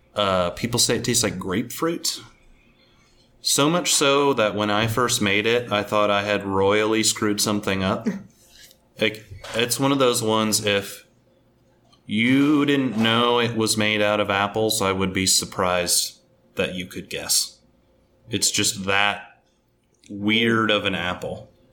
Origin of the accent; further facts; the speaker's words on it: Omaha, Nebraska, United States; also born or lived in central Pennsylvania; now in Pennsylvania, United States; I'm from Omaha, Nebraska, so we're right down the middle